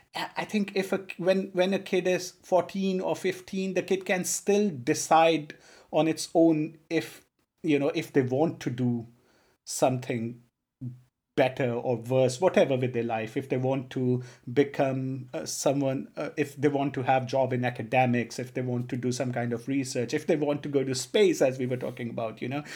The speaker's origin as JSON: {"language": "English", "region": "Punjab", "country": "India", "tie": "born or raised there", "also_born_or_lived": "Tanzania", "first_language": "Punjabi", "second_language": "English", "moved": "yes", "said": "I'm from a state called Punjab"}